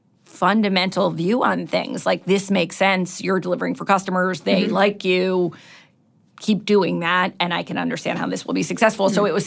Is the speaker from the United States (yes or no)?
yes; Cleveland, Ohio, United States